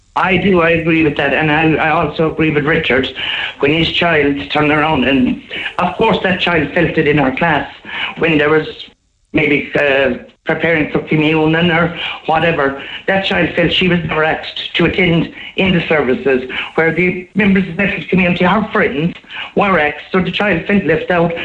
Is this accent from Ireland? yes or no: yes; Killarney, Munster, Ireland; I'm from Killarney all my life